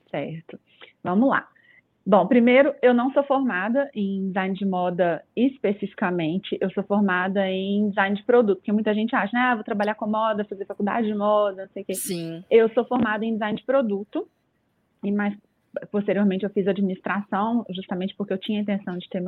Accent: Belo Horizonte, Minas Gerais, Brazil; eu recebi uma proposta para me mudar de Belo Horizonte, eu sou de BH, é, nem dá para reparar que esse sotaque aí.

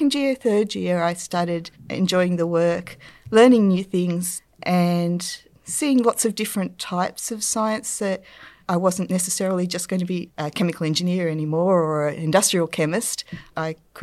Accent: Newcastle, New South Wales, Australia; I grew up in Newcastle, so there was a lot of industry there

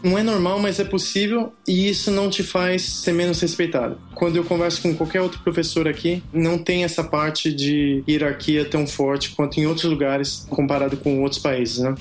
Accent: Brazil; moved away as an adult; also born or lived in France / United States; eu sou brasileiro

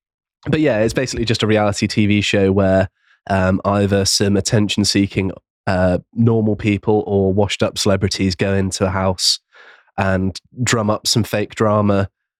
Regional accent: West Country, South West England, United Kingdom; I'm from the West Country.

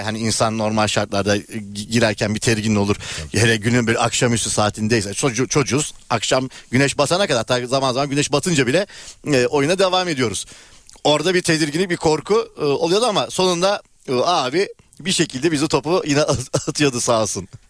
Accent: Turkey; ben Ulus'ta büyüdüm

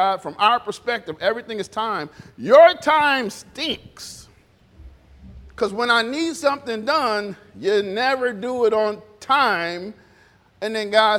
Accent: Detroit, Michigan, United States; I was born in Detroit

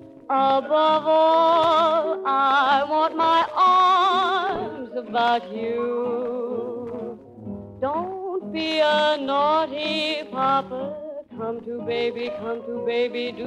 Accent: Kansas City, Missouri, United States; Kansas City, Missouri.

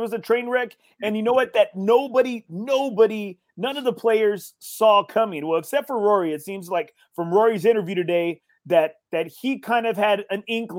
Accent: Corpus Christi, Texas, United States; born or raised there

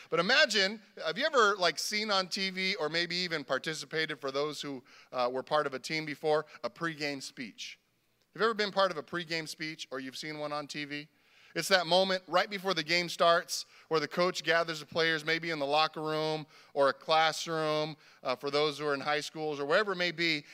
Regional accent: Carson, California, United States; we grew up together here in Carson

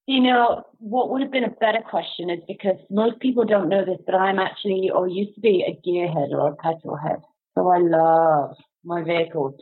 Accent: United Kingdom; now in Canada; in the UK

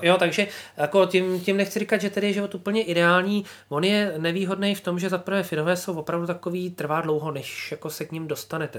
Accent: Czechia; moved away as an adult; now in Finland; cítím, jako, že jsem Čechem, že jsem hrdý na to a říkám, hele, jsem z Čech prostě a, a my v Čechách tohle děláme

